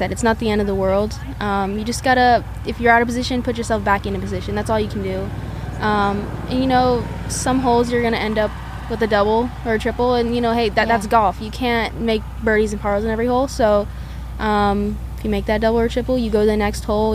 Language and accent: English; Southern California, United States; We're all from SoCal